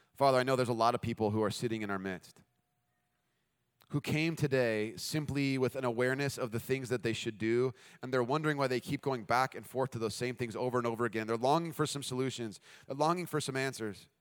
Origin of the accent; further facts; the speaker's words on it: United States; We're American